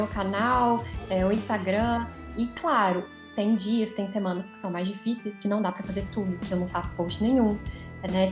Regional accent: Belo Horizonte, Minas Gerais, Brazil; eu sou de BH

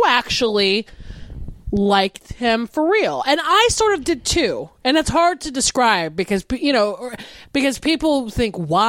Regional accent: the South, United States; I wasn't raised on country music. I was raised in the South.

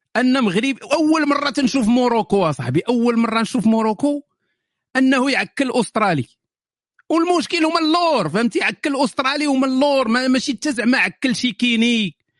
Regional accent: Morocco; بالنسبه لي كمغربي اصيل

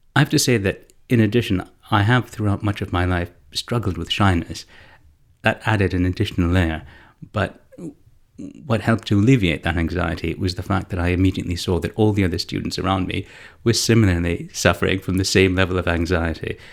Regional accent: Canada; I'm Canadian, I, and I studied at secondary school in Canada

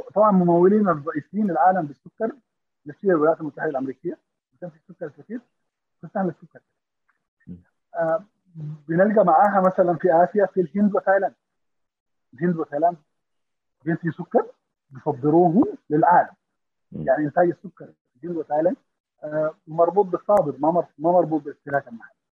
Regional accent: Sudan; نحن في السودان كمواطنين افراد

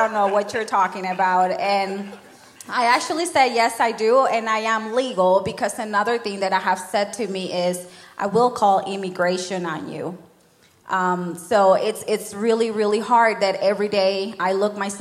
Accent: Nicaragua; moved away; I'm not Mexican. I'm from Nicaragua

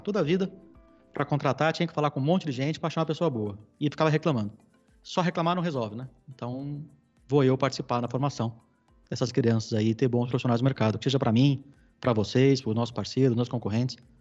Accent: São Paulo, Brazil; Eu sou paulistano, nascido e criado na capital

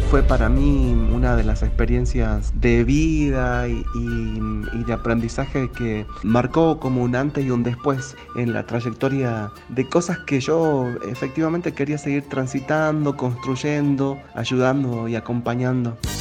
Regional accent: Tartagal, Salta, Argentina; moved away; also born or lived in Villa Carlos Paz; Yo nací en Tartagal, me crié eh, junto a mi familia durante muchísimos años allí

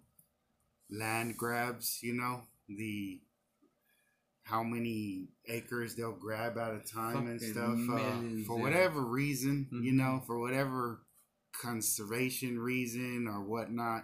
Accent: Texas, United States; we're from Texas

